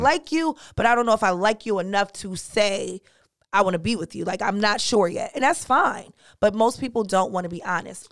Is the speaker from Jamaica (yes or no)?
yes; Jamaica; I'm Jamaican